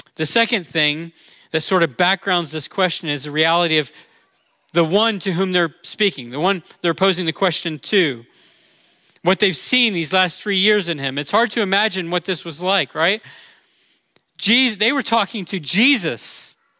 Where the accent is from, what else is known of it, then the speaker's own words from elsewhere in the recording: Orlando, Florida, United States; I'm from Orlando, and that's near Cape Canaveral, Florida